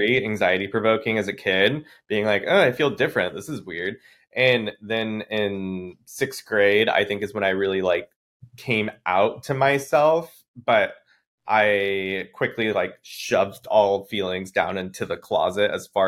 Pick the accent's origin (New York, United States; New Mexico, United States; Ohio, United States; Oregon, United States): Oregon, United States; I grew up in Oregon, about an hour and a half south of Portland in a small town